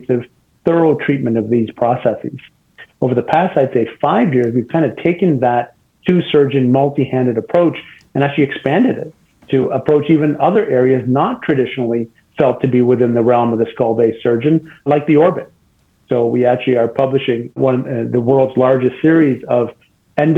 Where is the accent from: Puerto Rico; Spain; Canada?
Canada; moved away as an adult; also born or lived in Boston / St. Louis; now in Cleveland, United States; I'm actually Canadian, so I did my med school and residency in Canada